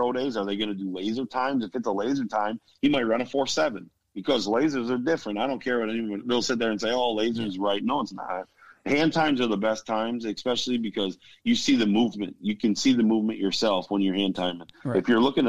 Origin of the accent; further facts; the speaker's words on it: Buffalo, New York, United States; now in Florida, United States; that's my hometown, man. So, you know, I gotta do everything I can to pump up the city of Buffalo